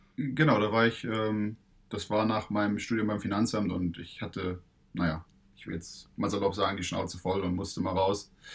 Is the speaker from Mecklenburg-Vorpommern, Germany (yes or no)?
yes; Stralsund, Mecklenburg-Vorpommern, Germany; ich komme aus Stralsund